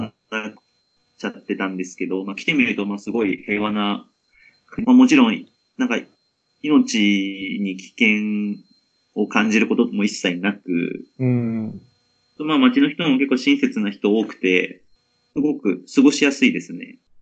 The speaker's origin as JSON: {"language": "Japanese", "town": "Yokohama", "region": "Kanagawa", "country": "Japan", "tie": "born or raised there", "moved": "as an adult", "lives_now": "Amman, Jordan", "said": "出身は神奈川県の横浜市で"}